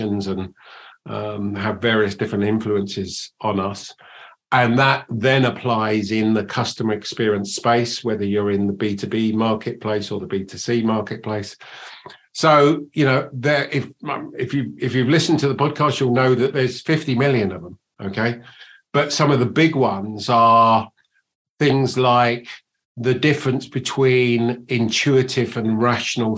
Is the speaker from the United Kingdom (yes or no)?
yes; England, United Kingdom; accent: English; also born or lived in United States; You can probably tell from my accent that I'm English, but I spend 50% of my time in the States and 50% of my time here